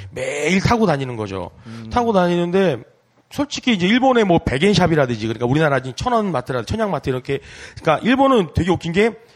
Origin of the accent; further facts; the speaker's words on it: South Korea; moved away as an adult; also born or lived in Japan; 저도 이제 한국 사람이고 동방 에이지국에서 네, 태어나